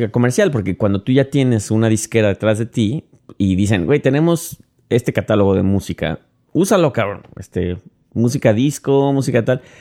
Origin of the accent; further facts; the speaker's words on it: Mexico; moved away; Soy mexicano, man. Eso no es, viene ya en mi sangre.